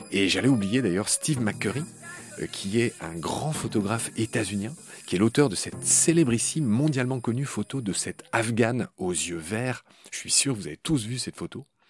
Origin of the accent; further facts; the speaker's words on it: Grand Est, France; en Haute-Marne, dans le Grand Est, c'est ma région natale